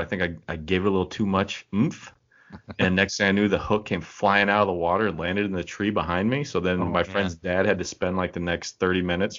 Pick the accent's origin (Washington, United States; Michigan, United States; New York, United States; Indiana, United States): Washington, United States; Puget Sound; I grew up on the Puget Sound